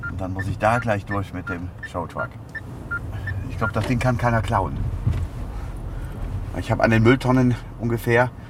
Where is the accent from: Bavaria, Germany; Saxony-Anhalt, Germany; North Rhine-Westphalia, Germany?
North Rhine-Westphalia, Germany; Würselen; Okay, also ich bin aufgewachsen im Kreis Aachen. Das ist in Würselen, genauso hieß meine Stadt, zusammen mit meiner Schwester, meinem Papa und meiner Mama